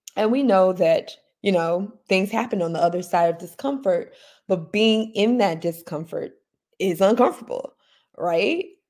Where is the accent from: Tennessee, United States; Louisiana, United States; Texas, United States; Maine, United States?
Tennessee, United States; Memphis; moved away; I am recording this morning from my hometown, uh, Memphis, Tennessee.